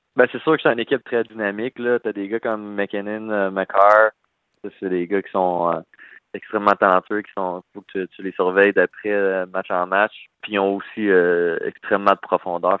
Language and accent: French; Val-d'Or, Quebec, Canada; moved away as an adult; also born or lived in Rouyn-Noranda, Quebec / Nashville, United States; je viens de de Val d'Or